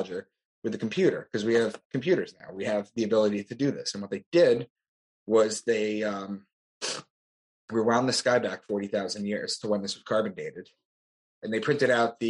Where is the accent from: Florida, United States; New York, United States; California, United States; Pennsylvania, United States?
New York, United States; Long Island; also born or lived in Boston; I'm from Long Island. That's where I am right now